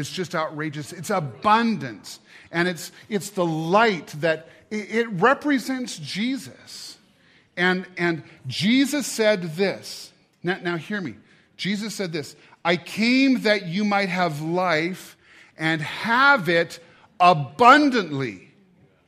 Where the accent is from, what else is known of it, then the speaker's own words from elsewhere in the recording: United States; I'm an American